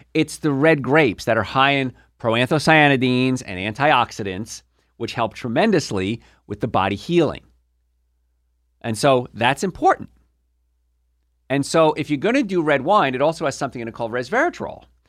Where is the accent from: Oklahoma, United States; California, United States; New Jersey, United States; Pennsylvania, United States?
New Jersey, United States; Hoboken; I grew up in Hoboken, New Jersey